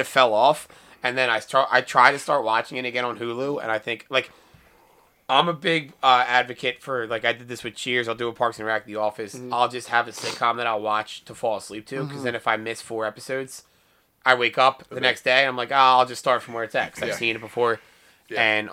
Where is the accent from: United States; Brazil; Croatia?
United States; Philadelphia, Pennsylvania; we're all from Philadelphia